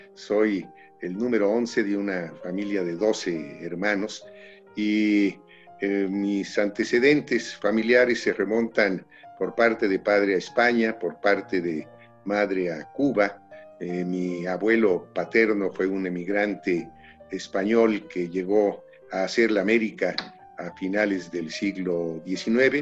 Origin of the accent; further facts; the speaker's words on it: Mexico City, Mexico; y ya los últimos tres nacimos aquí en la Ciudad de México